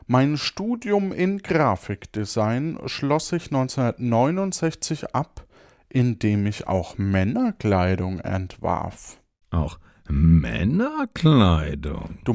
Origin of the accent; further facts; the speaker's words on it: Zanzibar, Tanzania; born there; also born or lived in Bombay; ich erblickte am 5. September 1946 im damaligen Sultanat Sansibar das Licht der Welt. 1946. Ja. Also 1946 geboren in Sansibar.